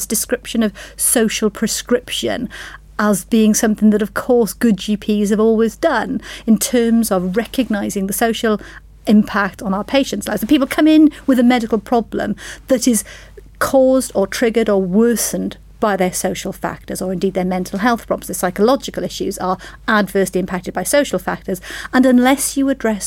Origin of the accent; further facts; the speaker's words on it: South Wales, United Kingdom; being born and brought up in South Wales